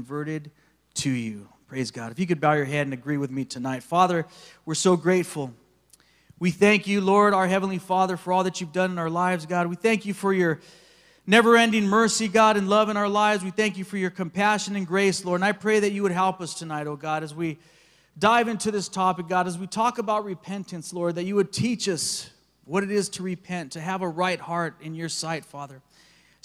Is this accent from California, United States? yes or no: yes; Big Bear, California, United States; I did some growing up in Big Bear, California, in the local mountains there in San Bernardino County